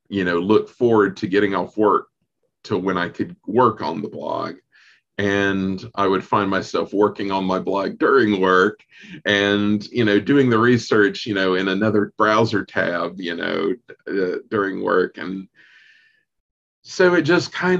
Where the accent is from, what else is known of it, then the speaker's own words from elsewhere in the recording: North Carolina, United States; I'm from North Carolina